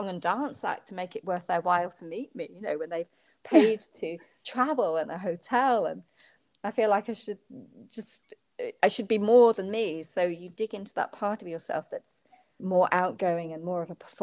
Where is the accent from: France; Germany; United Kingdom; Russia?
United Kingdom; I was being very British